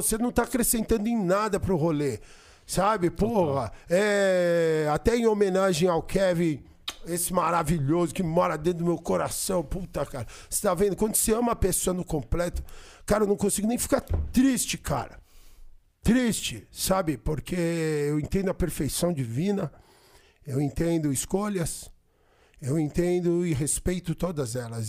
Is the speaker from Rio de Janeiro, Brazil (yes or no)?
no; São Paulo, Brazil; eu nasci aqui, mano. Eu sou paulista, paulistano, nascido na Avenida Paulista